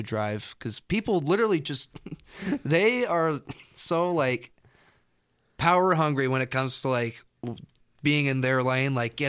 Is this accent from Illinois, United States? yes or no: yes; Chicago, Illinois, United States; Hey, man, I think it's just I'm a Chicagoan, so I do what I want.